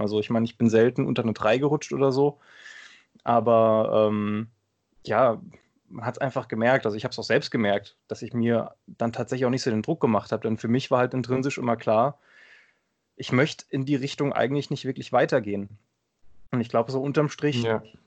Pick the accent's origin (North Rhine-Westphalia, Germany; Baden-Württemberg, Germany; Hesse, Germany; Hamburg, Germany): Hesse, Germany; Limburg-Wiesbaden area; moved away as an adult; now in Bad Orb, Germany; komme gebürtig äh, aus der Ecke Limburg-Wiesbaden